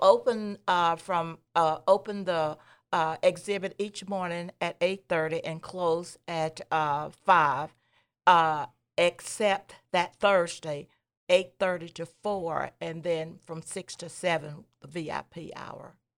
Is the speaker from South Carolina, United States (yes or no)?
yes; Clover, South Carolina, United States; I was a little farm girl growing up in Clover